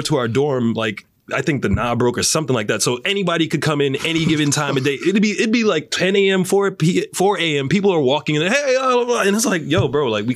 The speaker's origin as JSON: {"language": "English", "region": "New York", "country": "United States", "moved": "yes", "said": "I'm from New York. We are born with paranoia"}